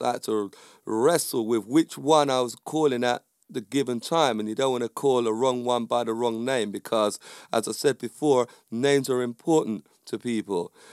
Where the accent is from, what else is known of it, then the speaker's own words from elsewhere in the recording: United Kingdom; I'm from the U K. My parents are from the West Indies.